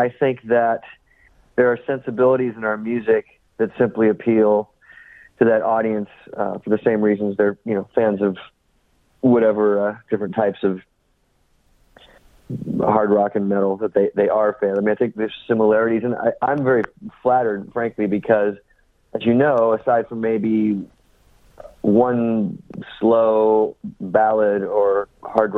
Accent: San Francisco suburb, California, United States; growing up in the San Francisco suburb that we did

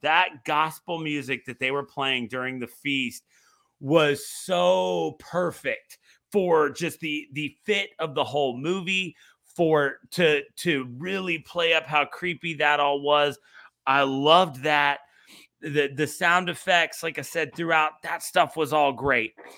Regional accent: Virginia Beach, Virginia, United States; I grew up in Virginia Beach

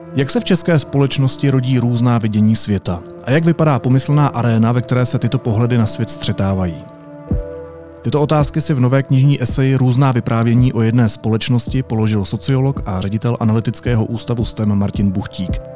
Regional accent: Czechia; jsem Čech

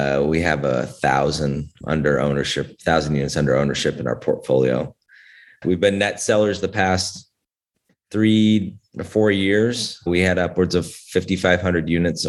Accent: Northern Utah, United States; moved away as an adult; also born or lived in Atlanta, Georgia; I was born and raised in Northern Utah

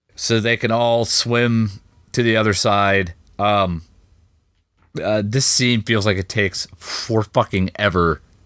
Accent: United States; I'm an American

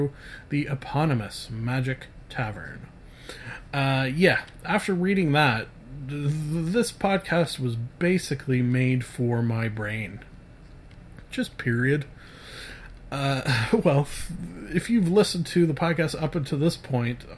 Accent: Canada; I'm Canadian

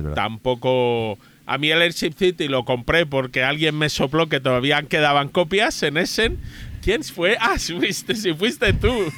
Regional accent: Spain; en España creemos que hablamos mal el inglés

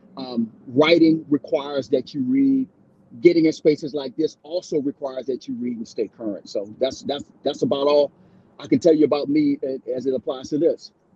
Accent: Baltimore, Maryland, United States; growing up in Baltimore, um, when I was there in the early '70s

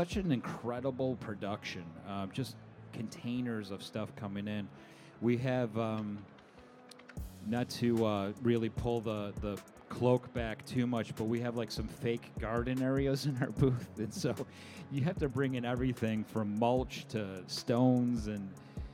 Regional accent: Syracuse, New York, United States; I'm from Syracuse, New York

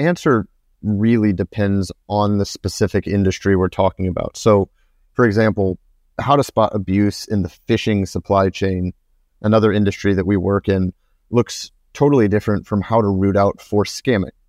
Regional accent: United States; moved away; I'm from the US

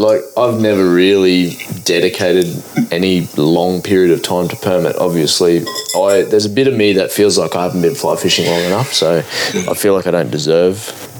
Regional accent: Gladstone, Queensland, Australia; I grew up in Gladstone

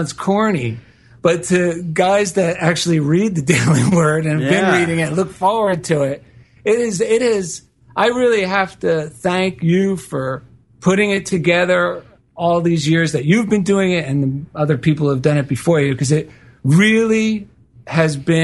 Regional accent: Midwest, United States; I'm actually from the Midwest.

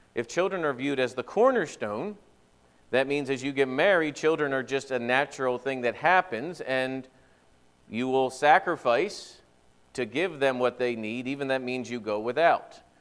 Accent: eastern Pennsylvania, United States; moved away as an adult; also born or lived in Central Wisconsin; now in Wisconsin, United States; I will have lived longer in Wisconsin than I lived in eastern Pennsylvania.

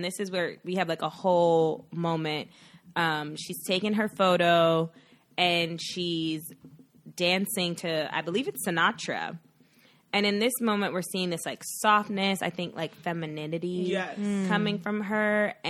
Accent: New York, United States; now in San Francisco Bay Area, United States; we're from New York. I live in the Bay.

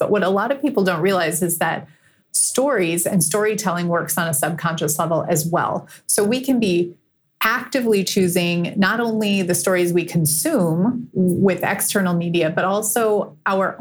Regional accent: Green Bay, Wisconsin, United States; moved away; also born or lived in Chicago; I grew up in Green Bay, Wisconsin

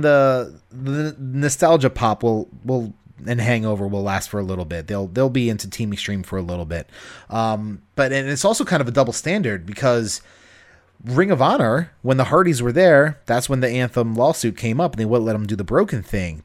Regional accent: Baltimore, Maryland, United States; I'm born and raised in Baltimore

